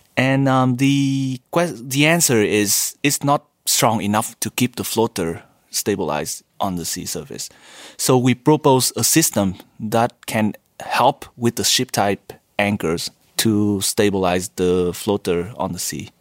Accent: Vietnam; moved away as an adult; also born or lived in United States; now in Japan; Originally from Vietnam. After high school, I went to U S for my bachelor degree

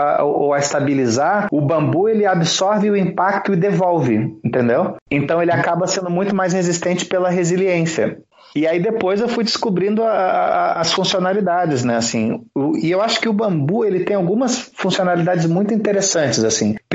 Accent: Rio de Janeiro, Brazil; né? Agora eu tô com 34 anos, sou carioca, apesar do sotaque de merda que não é de lugar nenhum.

